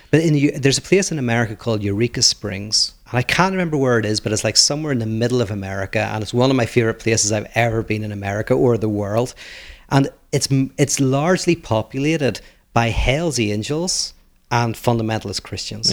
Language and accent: English; Northern Ireland, United Kingdom; I come from Northern Ireland